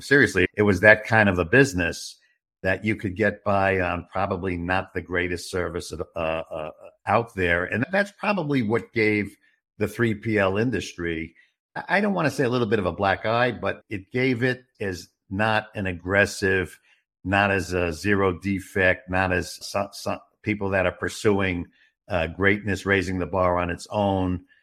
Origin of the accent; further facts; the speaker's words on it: New York City, New York, United States; also born or lived in Westchester; now in Arizona, United States; I got my informal education on the streets of Brooklyn, New York